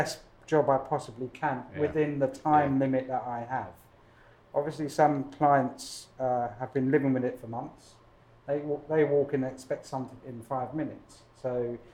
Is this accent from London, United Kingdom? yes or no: yes; London, United Kingdom; moved away as an adult; now in Los Angeles, United States; I'm from Hackney in East London